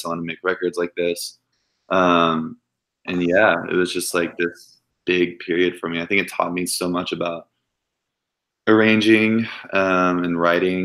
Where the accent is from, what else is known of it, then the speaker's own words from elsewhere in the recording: Cleburne, Texas, United States; moved away as an adult; also born or lived in Fort Worth, Texas; now in Nashville, United States; I grew up in Cleburne, Texas, which is like 45 minutes outside of Fort Worth. And we moved there when I was like 11.